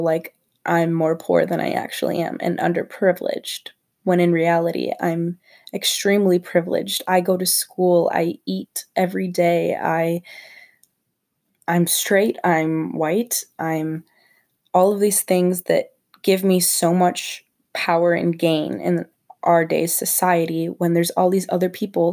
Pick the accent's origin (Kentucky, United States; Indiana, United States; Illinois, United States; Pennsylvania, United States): Illinois, United States; St. Charles; I grew up in St. Charles, Illinois, and go to St. Charles North High School